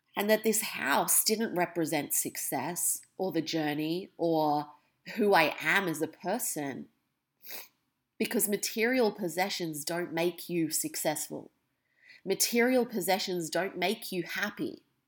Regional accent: Australia; also born or lived in England; When I was three, almost four, I moved from England to Australia

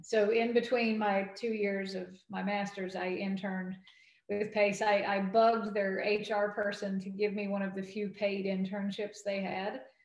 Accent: North Carolina, United States; moved away; also born or lived in New York; my home state

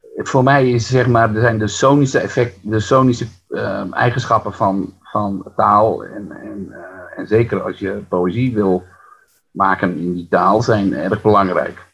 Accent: Friesland, Netherlands; first language West Frisian; Dutch is a second language; ik ben natuurlijk opgegroeid in het Fries. Hè? Mijn, wij, wij, mijn eh, Friestalige familie in een dorp, Fries, volledig Fries dorp nog in de jaren zestig.

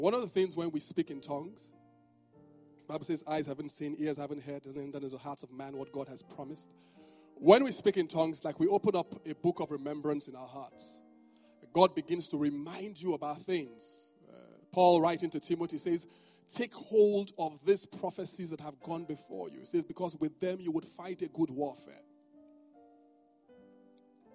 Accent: Benin City, Edo, Nigeria; now in Lagos, Nigeria; this is just my Benin man side.

